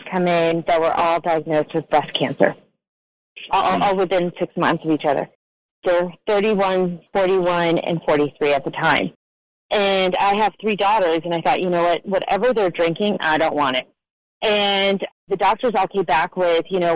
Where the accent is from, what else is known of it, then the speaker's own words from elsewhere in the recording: Ukraine; moved away; I was born in the Ukraine when it was still under Soviet rule